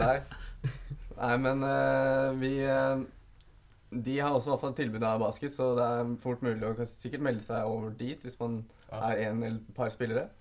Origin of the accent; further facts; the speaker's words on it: Asker, Akershus, Norway; Jeg er en ektefødt askebøring